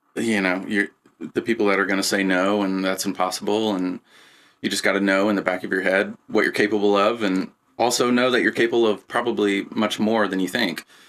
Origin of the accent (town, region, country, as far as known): Lebanon, Indiana, United States; moved away